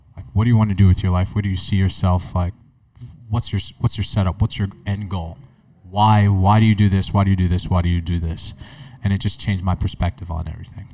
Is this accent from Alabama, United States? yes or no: no; New York City, New York, United States; growing up in New York City